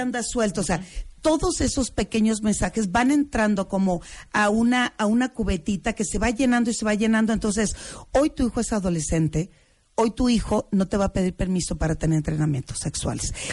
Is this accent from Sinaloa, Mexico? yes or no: yes; Culiacán, Sinaloa, Mexico; now in Mexico City, Mexico; yo vengo de Culiacán, yo soy de Culiacán, tengo mm. muchos años en la Ciudad de México